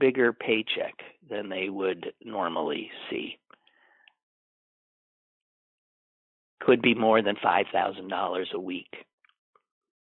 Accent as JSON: {"language": "English", "town": "Green Bay", "region": "Wisconsin", "country": "United States", "tie": "born or raised there", "moved": "yes", "lives_now": "Pittsburgh, United States", "said": "my hometown of Green Bay"}